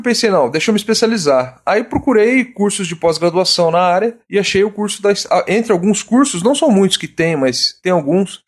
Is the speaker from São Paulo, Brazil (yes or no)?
no; Cuiabá, Mato Grosso, Brazil; eu sou de Cuiabá, Mato Grosso